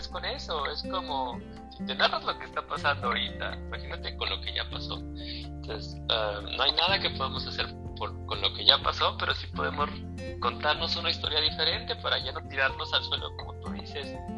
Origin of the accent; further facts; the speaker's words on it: Durango, Mexico; moved away as an adult; also born or lived in Mexico City; now in Querétaro, Mexico; Yo nací en la Ciudad de México, pero después mi familia, mis hermanos y yo nos fuimos a, a Durango. Entonces crecí en Durango hasta los 18 años